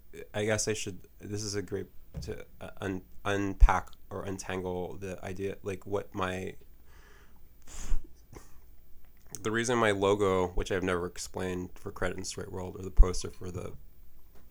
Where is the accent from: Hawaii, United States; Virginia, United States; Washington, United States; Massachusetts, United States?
Hawaii, United States; moved away as an adult; also born or lived in San Francisco; when I moved to San Francisco from Hawaii